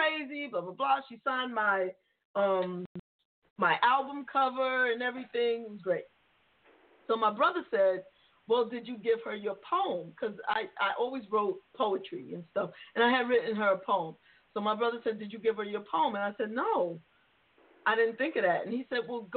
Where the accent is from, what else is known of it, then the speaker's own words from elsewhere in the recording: New York City, New York, United States; I grew up in the Bronx